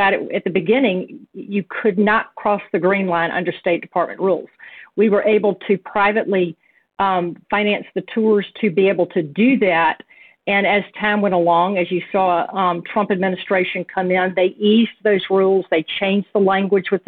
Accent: Birmingham, Alabama, United States; I'm from Birmingham. So we're very proud out of our state

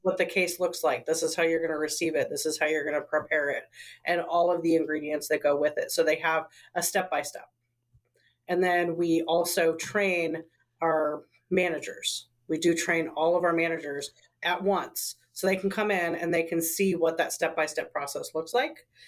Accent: Portland, Oregon, United States; I was raised in the Pacific Northwest. I was raised in Northeast Portland

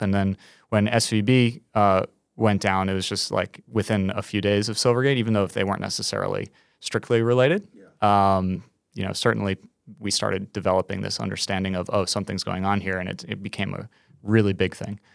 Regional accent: New York, United States; As a New Yorker

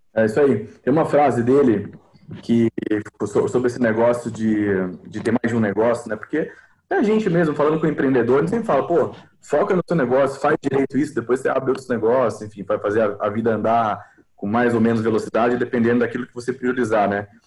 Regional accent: Brazil; a gente tem um pouco disso como brasileiro

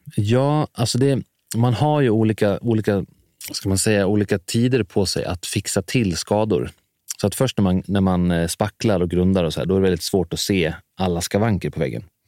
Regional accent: Dalarna County, Sweden; now in Stockholm, Sweden; jag kommer från Dalarna så har jag alltid haft stora, en stor gård att springa runt på

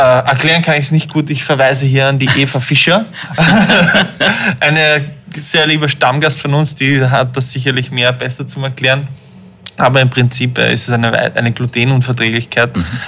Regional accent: Vienna, Austria; Aufgewachsen bin ich aber in Wien

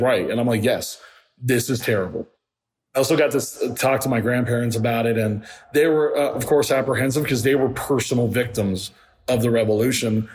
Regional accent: Miami, Florida, United States; also born or lived in Puerto Rico; now in Atlanta, United States; growing up in Miami

